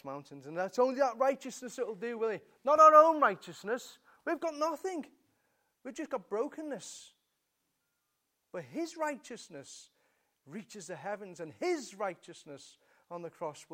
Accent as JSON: {"language": "English", "region": "England", "country": "United Kingdom", "said": "We're English, you know, we're British."}